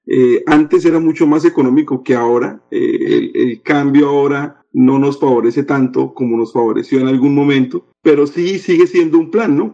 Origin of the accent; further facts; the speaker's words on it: Colombia; now in Orlando, United States; cuando los colombianos y en general cuando los latinoamericanos venimos a los Estados Unidos